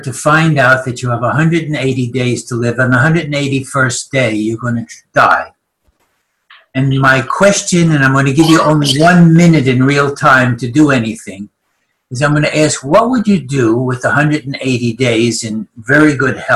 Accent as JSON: {"language": "English", "region": "New York", "country": "United States", "accent": "New York", "moved": "yes", "lives_now": "Christchurch, New Zealand", "said": "I'm speaking with my New York accent"}